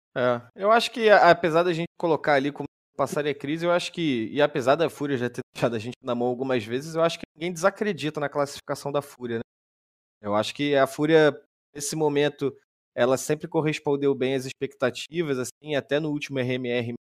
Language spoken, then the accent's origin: Portuguese; Rio de Janeiro, Brazil; eu sou carioca.